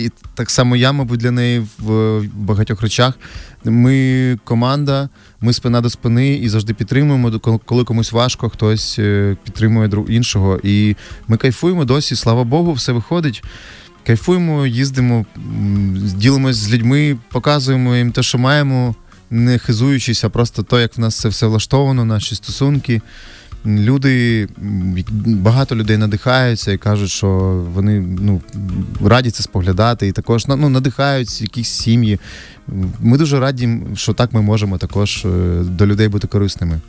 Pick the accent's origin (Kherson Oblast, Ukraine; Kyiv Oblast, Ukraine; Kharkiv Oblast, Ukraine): Kyiv Oblast, Ukraine; Hostomel; ми з Гостомеля самі з Сашою.